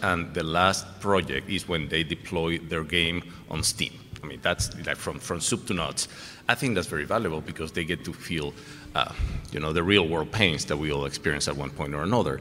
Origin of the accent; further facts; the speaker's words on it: Venezuela; also born or lived in Texas; now in Houston, United States; I have a little bit of an accent. Very few people can pick it up, but in case you guys haven't, I'm from Venezuela originally, but I've been in Texas for a long time.